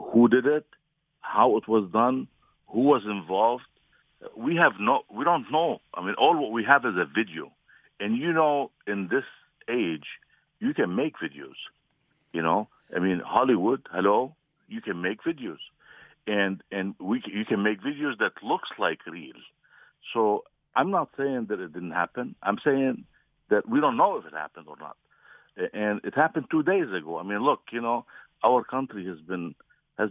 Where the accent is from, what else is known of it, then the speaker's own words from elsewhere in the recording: Lebanon; now in United States; I'm not from Ghouta, okay? I'm from Lebanon